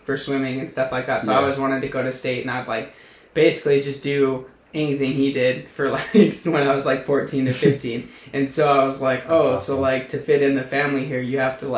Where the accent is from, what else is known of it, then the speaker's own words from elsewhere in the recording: Utah, United States; I was growing up in Utah, and so I was raised Mormon